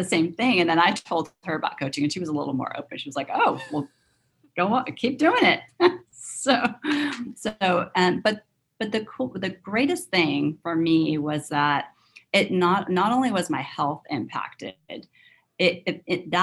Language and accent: English; Southern California, United States; moved away as an adult; also born or lived in London; now in Northern California, United States; I grew up in Southern California